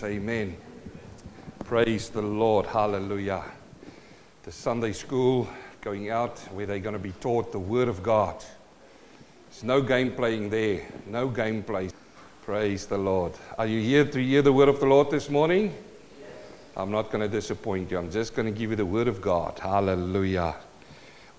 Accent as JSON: {"language": "English", "country": "South Africa", "tie": "born or raised there", "also_born_or_lived": "New Zealand", "moved": "yes", "said": "I'm a South African-born Kiwi."}